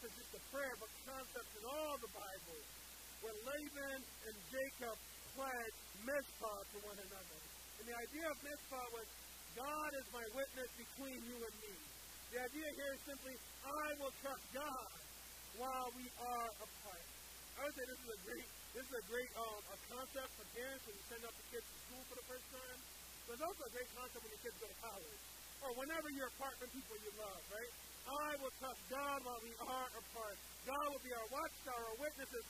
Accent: Liberia; moved away; my home country of Liberia

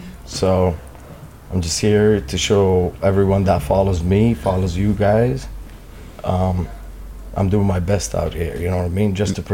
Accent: Toronto, Ontario, Canada; I'm from Toronto.

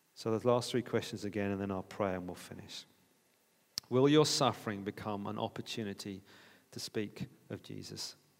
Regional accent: United Kingdom; We're British

